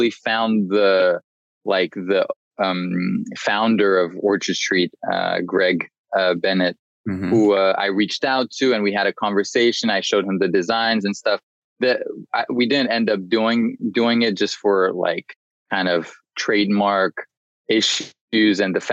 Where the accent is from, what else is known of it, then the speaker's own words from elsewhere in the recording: Paris, Île-de-France, France; moved away as an adult; also born or lived in Washington, D.C., United States; now in London, United Kingdom; I was born in the US, in DC, and moved to Paris, France with, my parents moved when I was 4. So I grew up in Paris, and then I moved to London for college and just stayed here.